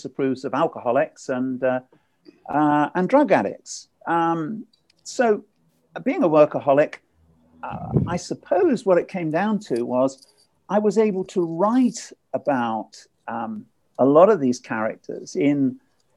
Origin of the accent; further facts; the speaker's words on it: Ipswich, East of England, United Kingdom; my hometown, Ipswich